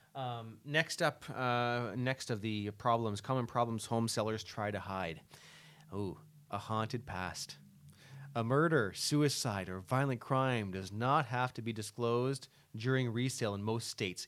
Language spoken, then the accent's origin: English; LaSalle, Ontario, Canada; I grew up in La Salle